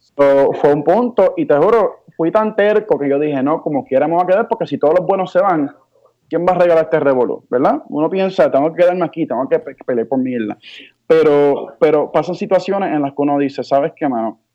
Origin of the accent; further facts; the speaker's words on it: Bayamón, Puerto Rico; also born or lived in Hawaii / Humacao; vine con mi madre a Puerto Rico y comencé a criarme, o sea, mi crianza fue en Puerto Rico.